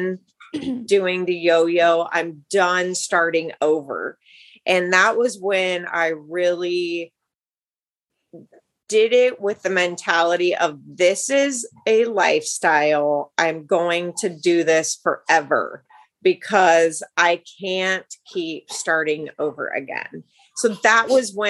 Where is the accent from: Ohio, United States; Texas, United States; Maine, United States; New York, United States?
Ohio, United States; now in Northern California, United States; I'm actually from Ohio. So I'm a Midwest girl